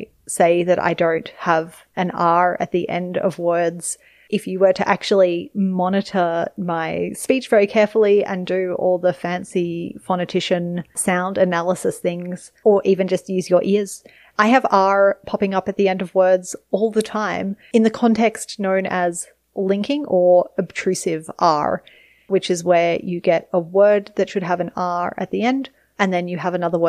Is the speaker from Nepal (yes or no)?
yes; Nepal; English is a second language; I should say R at the end of words is a feature of Nepali, and I can do that fine. And I don't think about it in Nepali